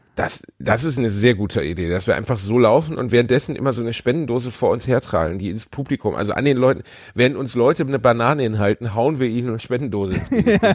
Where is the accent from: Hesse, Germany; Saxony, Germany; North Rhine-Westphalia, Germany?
North Rhine-Westphalia, Germany; Cologne; in meiner Heimatstadt